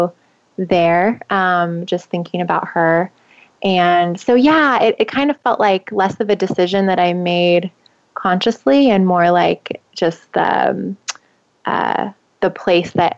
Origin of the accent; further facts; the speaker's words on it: Southern California, United States; now in San Francisco Bay Area, United States; I grew up in Southern California by the beach.